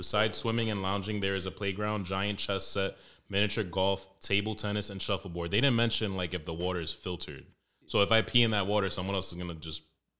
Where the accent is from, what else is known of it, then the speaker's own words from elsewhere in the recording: Harlem, New York, United States; I'm from Harlem, but I don't kill niggas.